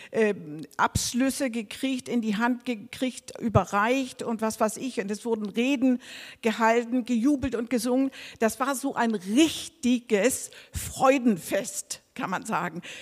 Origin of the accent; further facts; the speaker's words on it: Denmark; also ich bin Dänin, ne?